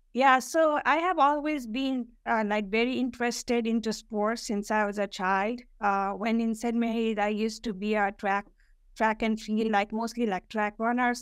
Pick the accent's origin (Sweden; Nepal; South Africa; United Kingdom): Nepal; Kathmandu, Bagmati; moved away as an adult; now in New York, United States; I was born and raised in Kathmandu